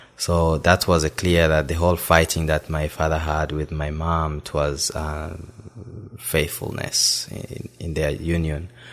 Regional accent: Burundi; English is a second language; now in United States; That's where I was born and I grew up

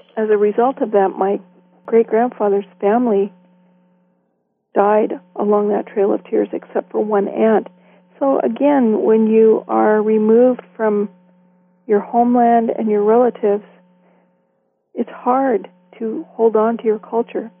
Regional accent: Pacific Northwest, United States; also born or lived in Walla Walla, Washington / Hermiston, Oregon; now in Canada; my brother and I were raised in the Pacific Northwest

